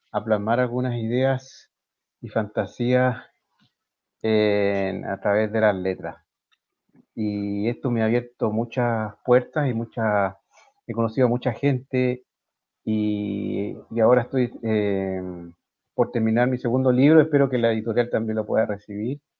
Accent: Santiago, Santiago Metropolitan Region, Chile; nací en Santiago de Chile. Eh, luego estudié, pasé mi infancia en, en Santiago

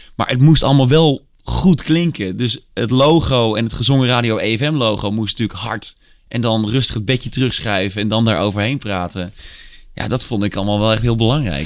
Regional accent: Tilburg, North Brabant, Netherlands; Ik ben opgegroeid in Tilburg

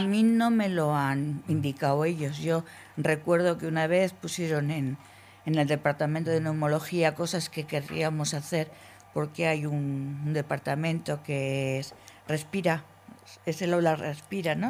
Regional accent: Logroño, La Rioja, Spain; Yo soy de Logroño

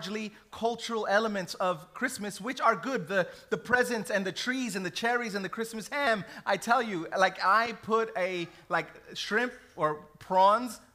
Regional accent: New York City, New York, United States; I grew up in New York City

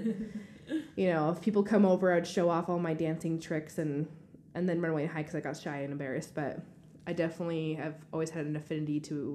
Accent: Washington, United States; moved away; also born or lived in Colorado / Tennessee / New York; I grew up in Washington State, and I was born and raised on a farm until I moved to Colorado for my skating.

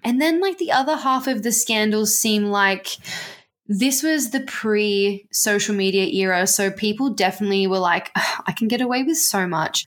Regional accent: Australia; we're Australian

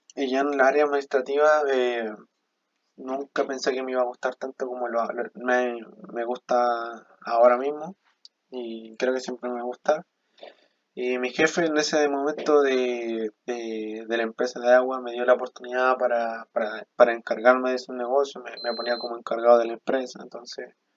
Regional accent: Chile; also born or lived in Bolivia; yo soy boliviano, vivo aquí en Chile desde que tengo razón de ser, desde mis tres llegué, me trajo mi papá acá a Chile

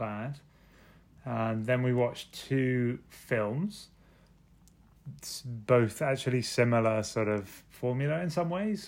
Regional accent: London, United Kingdom; I'm from London

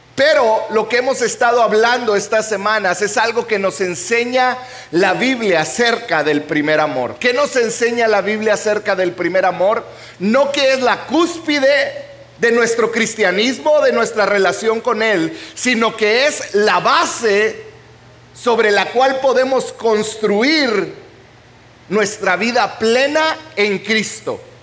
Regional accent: Chihuahua, Mexico; moved away; Yo vengo de Chihuahua, donde en Chihuahua, Chihuahua, Chihuahua, donde hay chile chilaca de 880

